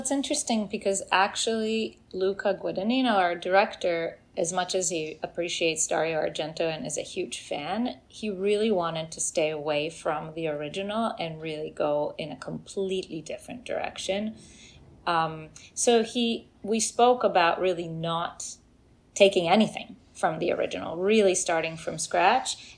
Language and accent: English; Israel; moved away as an adult; now in New York, United States; I grew up in Israel